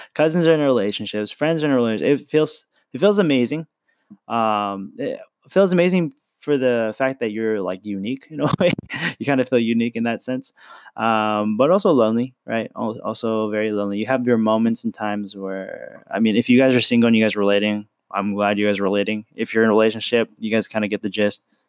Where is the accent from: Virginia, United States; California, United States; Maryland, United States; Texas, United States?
California, United States; San Francisco; I was born in San Francisco